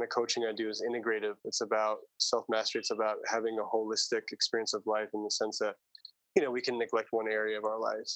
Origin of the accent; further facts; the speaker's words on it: New York City, New York, United States; moved away as an adult; also born or lived in Ojai, California / Maui, Hawaii; now in Ubud, Indonesia; I grew up, I was born in Manhattan and raised in both Brooklyn and Staten Island, New York. So New York City